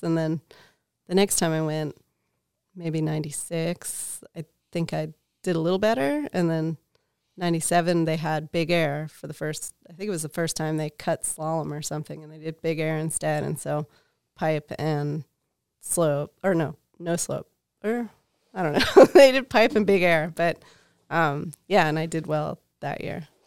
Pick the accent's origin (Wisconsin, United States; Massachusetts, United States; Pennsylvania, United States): Pennsylvania, United States; outside of Philadelphia; moved away as an adult; also born or lived in Lake Tahoe, California; I'm from Pennsylvania. So I grew up outside of Philadelphia